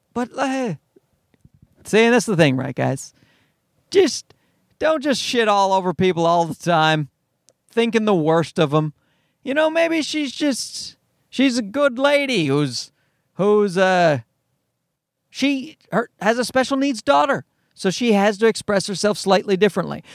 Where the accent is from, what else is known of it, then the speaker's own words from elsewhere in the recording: Newfoundland and Labrador, Canada; I'm from Newfoundland